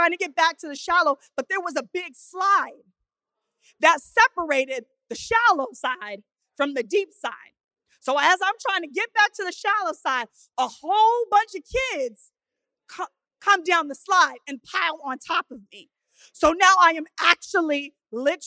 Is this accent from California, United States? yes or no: yes; Oceanside, California, United States; grew up in Oceanside, California, known for its piers, its beaches